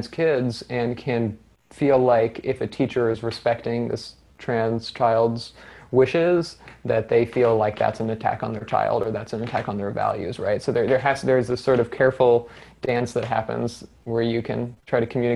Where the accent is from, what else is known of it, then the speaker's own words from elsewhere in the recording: Ann Arbor, Michigan, United States; I grew up in Ann Arbor